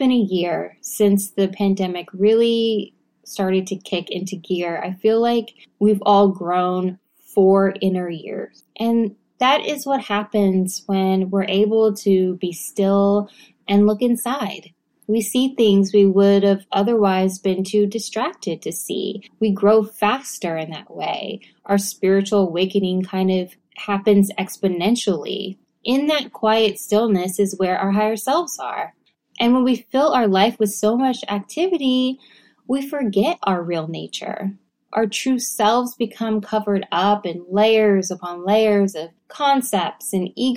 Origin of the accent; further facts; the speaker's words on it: Texas, United States; moved away; I'm from Texas and I say y'all and I'm never gonna stop